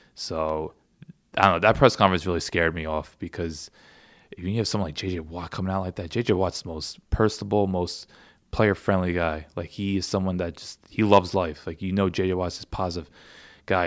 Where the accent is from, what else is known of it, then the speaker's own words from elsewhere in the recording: Philadelphia, Pennsylvania, United States; I'm from Philly, of all places